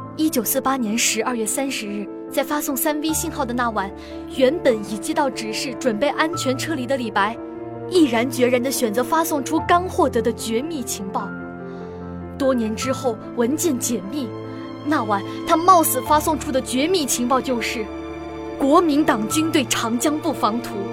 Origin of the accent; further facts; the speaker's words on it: Liuyang, Hunan, China; 我家乡流洋